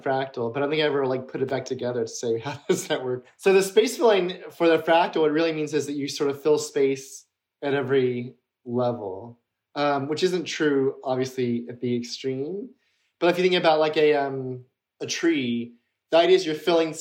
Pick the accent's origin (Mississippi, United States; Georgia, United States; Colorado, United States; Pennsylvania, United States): Mississippi, United States; I grew up in Mississippi